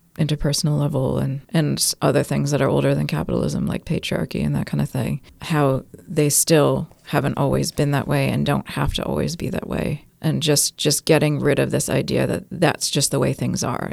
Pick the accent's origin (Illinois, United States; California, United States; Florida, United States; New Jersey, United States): California, United States; moved away as an adult; also born or lived in New York; now in Auckland, New Zealand; I'm from New York and grew up in California, and I've been in New Zealand, Aotearoa, for 14 years in mostly Tamaki Makaurau